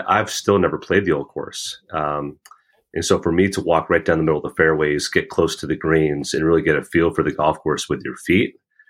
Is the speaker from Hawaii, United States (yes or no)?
no; New Jersey, United States; I grew up on the East Coast of the United States here in New Jersey.